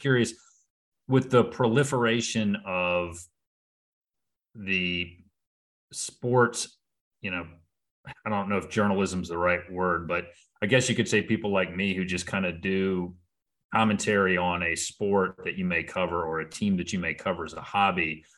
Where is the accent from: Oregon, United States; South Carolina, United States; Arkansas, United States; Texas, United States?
South Carolina, United States; I'm from South Carolina